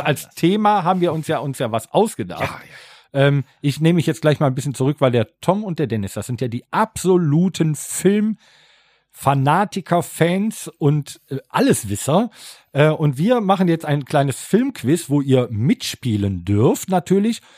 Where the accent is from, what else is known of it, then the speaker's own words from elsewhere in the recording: Rhineland, Germany; ich bin Rheinländer